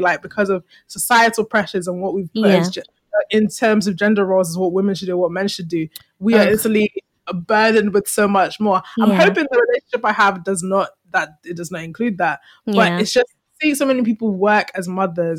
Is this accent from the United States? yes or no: no; Nigeria; as a Nigerian woman